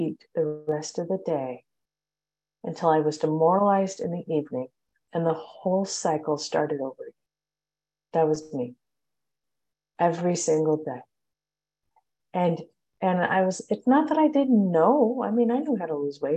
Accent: Long Beach, California, United States; I am from Long Beach, California

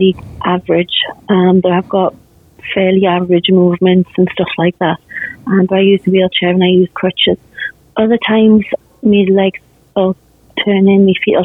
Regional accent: England, United Kingdom; I'm from England

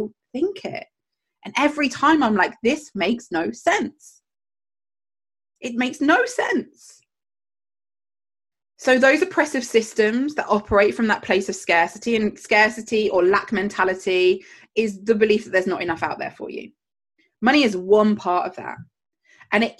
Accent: Jersey; I grew up in Jersey, the Channel Islands, and we have pound notes.

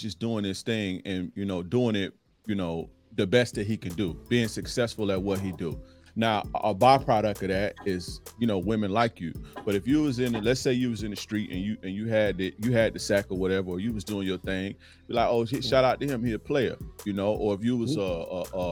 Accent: Tampa, Florida, United States; Born and raised in Tampa, Florida. So I'm from Florida, Florida guy

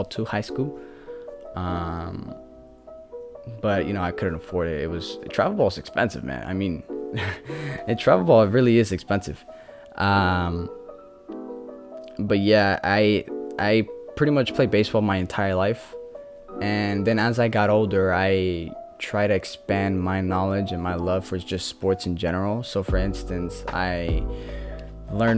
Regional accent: the Bay Area, California, United States; I grew up in the Bay

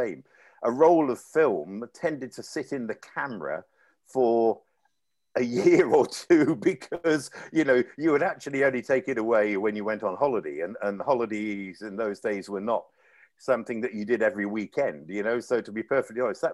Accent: Leicester, East Midlands, United Kingdom; moved away as an adult; also born or lived in Hong Kong; my hometown in England, Leicester

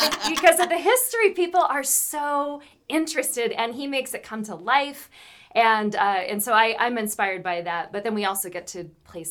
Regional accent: Newport, Washington, United States; moved away as an adult; also born or lived in Coeur d'Alene, Idaho / New York City; I was born in Coeur d'Alene, grew up in Newport, Washington, and lived here, went to NIC, and but then went off and tried to make my fame and fortune in New York City.

